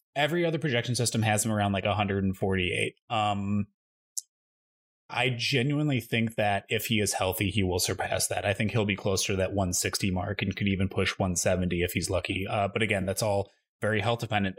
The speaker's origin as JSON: {"language": "English", "region": "Midwest", "country": "United States", "tie": "born or raised there", "moved": "yes", "said": "I grew up in the Midwest"}